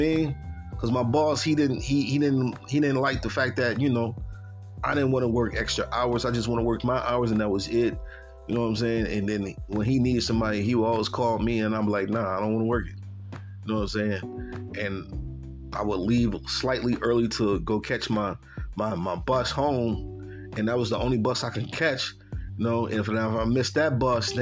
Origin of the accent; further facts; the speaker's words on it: Buffalo, New York, United States; moved away as an adult; now in Knoxville, United States; I tell people I'm from New York